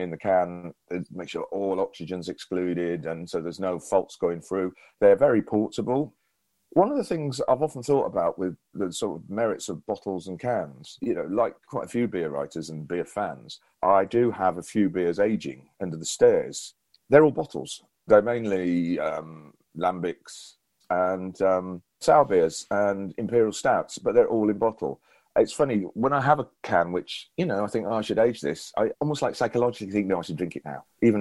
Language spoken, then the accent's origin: English; Llandudno, Wales, United Kingdom; my hometown of Llandudno